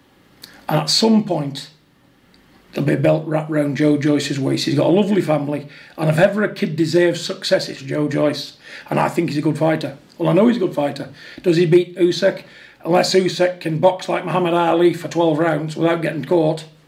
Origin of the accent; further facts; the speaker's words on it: United Kingdom; we're two British people